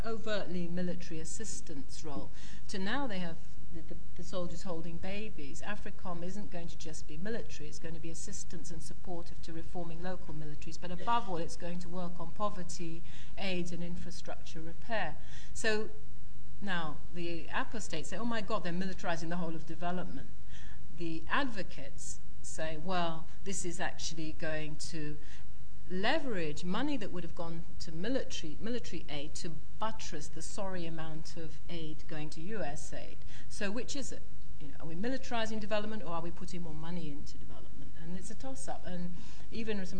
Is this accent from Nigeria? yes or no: yes; Nigeria; I'm Nigerian